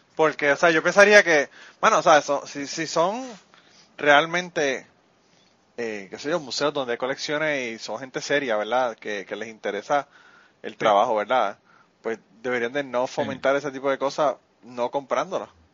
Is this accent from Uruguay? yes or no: no; Puerto Rico; nosotros discutimos los boricuas